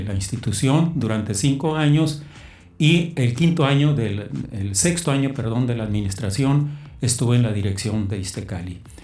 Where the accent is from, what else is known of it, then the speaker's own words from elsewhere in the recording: Mexicali, Baja California, Mexico; also born or lived in Sinaloa; yo no soy de Mexicali, soy de Sinaloa. Okay. Llegué aquí, me trajeron mis padres a los ocho años, de tal manera que pues, aquí hice toda mi vida.